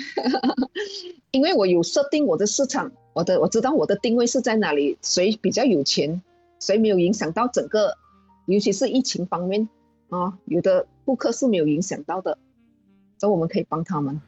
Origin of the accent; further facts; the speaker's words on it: Malaysia; 我来自马来西亚保险业